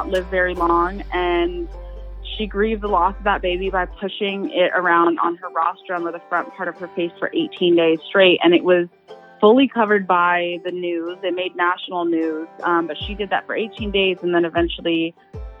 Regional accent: Ohio, United States; growing up in Ohio

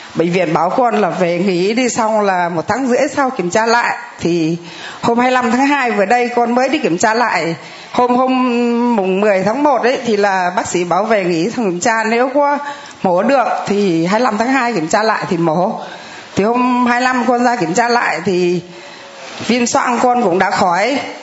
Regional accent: Thanh Hóa, Vietnam; con là ngoại đạo con ờ, quê ở thanh hóa

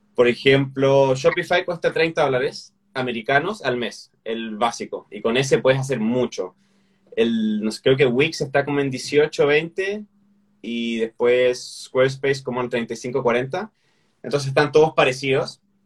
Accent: Chile; como chileno a veces no se me entiende

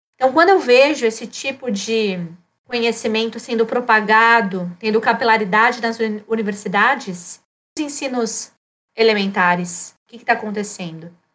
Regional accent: São Paulo, Brazil; now in Rio Grande do Sul, Brazil; E eu estou aqui no Rio Grande do Sul, sou paulistana desde 2012.

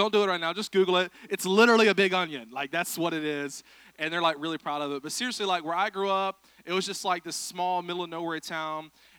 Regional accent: Vidalia, Georgia, United States; moved away as an adult; now in Tennessee, United States; I grew up in South Georgia in the middle of nowhere.

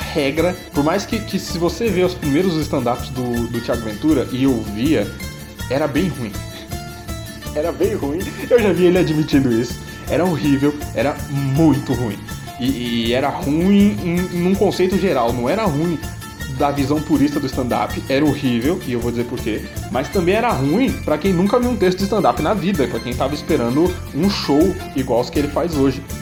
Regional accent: Embu das Artes, São Paulo, Brazil; eu sou do Imbu. O Imbu e o Tabuão são bem colados e eu moro exatamente na divisa

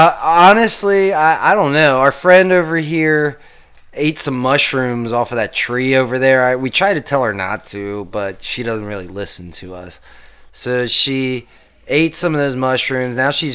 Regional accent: Kansas, United States; No. We're from Kansas.

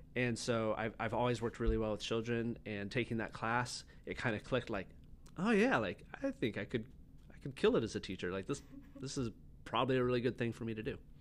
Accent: San Luis Obispo, California, United States; also born or lived in Atascadero; I grew up on the Central Coast, mostly like San Luis Obispo and Atascadero.

